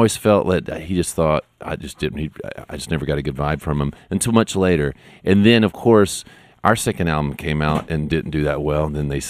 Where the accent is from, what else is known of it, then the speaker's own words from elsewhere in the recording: Monroe, Louisiana, United States; also born or lived in Atlanta / Baton Rouge / New Orleans; I grew up in a less romantic place called Monroe, Louisiana. I was born in Atlanta